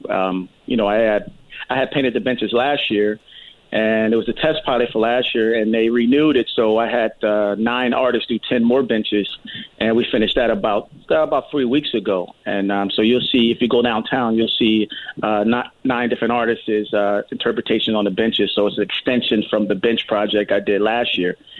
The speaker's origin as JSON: {"language": "English", "country": "United States", "said": "we're all American"}